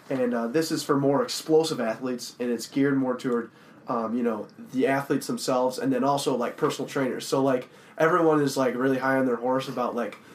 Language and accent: English; Colorado, United States; I'm from Colorado.